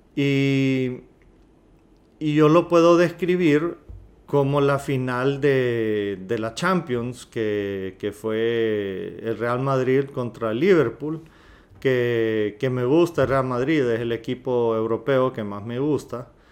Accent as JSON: {"language": "Spanish", "country": "Honduras", "said": "los que somos hondureños"}